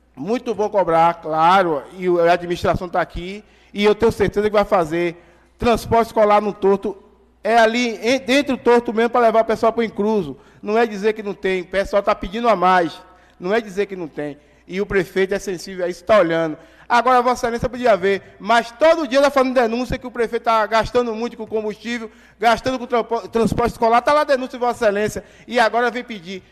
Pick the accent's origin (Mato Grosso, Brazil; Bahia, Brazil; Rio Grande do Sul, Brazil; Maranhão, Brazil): Bahia, Brazil; Governador Mangabeira; eu vim aqui trabalhar pelo povo da minha terra